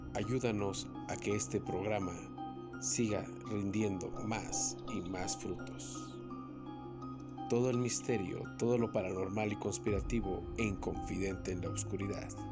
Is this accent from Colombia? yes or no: no; Mexico; soy mexicano